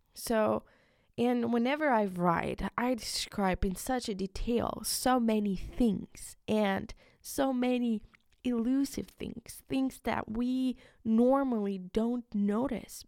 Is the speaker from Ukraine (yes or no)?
yes; Ukraine; first language Ukrainian; English is a second language; moved away; in my country, it's in, in Ukraine. I'm from Ukraine